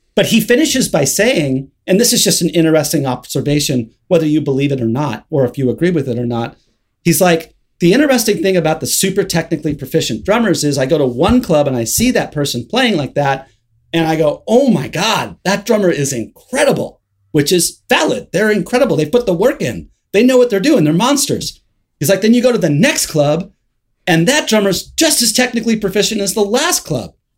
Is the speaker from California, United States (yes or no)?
yes; Hermosa Beach, California, United States; also born or lived in Los Angeles; Hermosa Beach, which is where I grew up in Southern California.